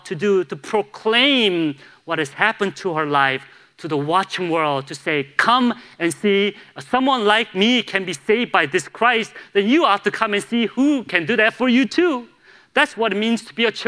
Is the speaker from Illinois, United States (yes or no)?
yes; Chicago, Illinois, United States; now in Charlotte, United States; I grew up in Chicago